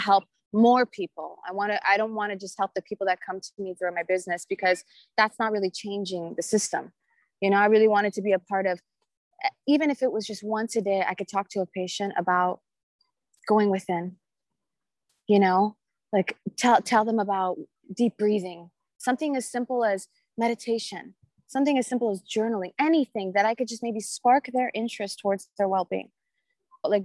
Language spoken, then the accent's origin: English; Orange County, California, United States; I'm from Orange County, California. I live in Laguna Beach